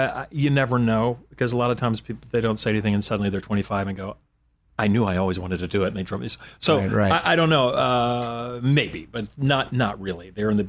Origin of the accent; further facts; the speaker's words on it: Arkansas, United States; now in Los Angeles, United States; I'm from Arkansas.